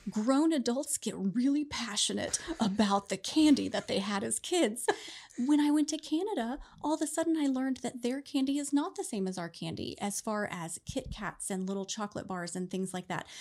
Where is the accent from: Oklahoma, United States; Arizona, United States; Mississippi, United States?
Oklahoma, United States; I was born and raised in Oklahoma